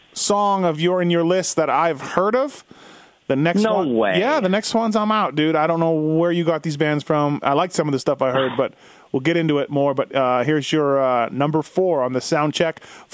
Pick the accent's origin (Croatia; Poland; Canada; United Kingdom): Canada; moved away as an adult; now in United States; You know, I came from Canada to be a mechanic in '96